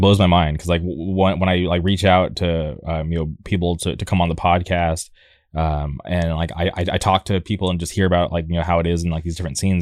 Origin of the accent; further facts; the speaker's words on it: La Quinta, California, United States; now in Orange County, United States; I grew up in a city called La Quinta